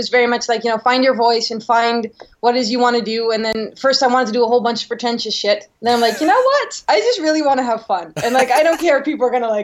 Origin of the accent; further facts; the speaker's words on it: Netherlands; moved away as an adult; now in Los Angeles, United States; I'm from Holland originally, so I moved out to L.A. to come out here for film school